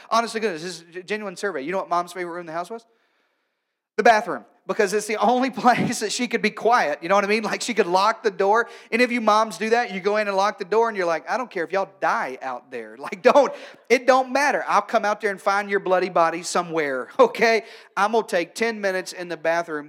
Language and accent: English; Arkansas, United States; moved away; also born or lived in North Carolina; I'm from Arkansas, and then in North Carolina